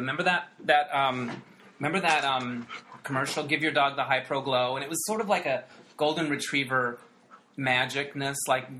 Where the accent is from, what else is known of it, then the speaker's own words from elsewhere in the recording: Arizona, United States; the Arizona Republic, where I'm from